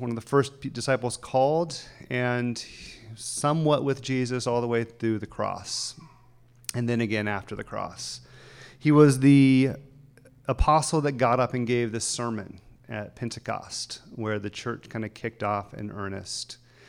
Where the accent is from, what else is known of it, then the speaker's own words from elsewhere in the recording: the South, United States; now in Los Angeles, United States; I remember there was part of me that wished I was more of a Christian growing up in the South because I would have fit in more. So then I came to Los Angeles and became a Christian.